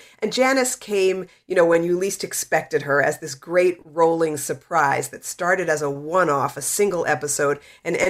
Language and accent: English; New York City, New York, United States; now in Los Angeles, United States; I am a native New Yorker